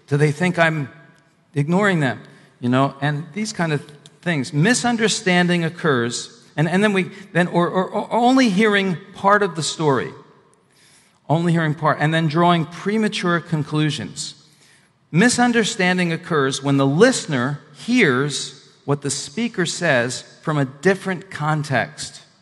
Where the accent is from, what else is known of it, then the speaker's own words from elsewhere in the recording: Northeast, United States; moved away; also born or lived in the South; I'm originally from the Northeast